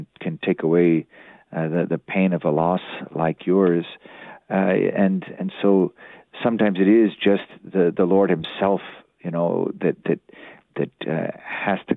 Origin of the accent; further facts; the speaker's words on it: Bible Belt, the South, United States; I grew up in the South in the Bible Belt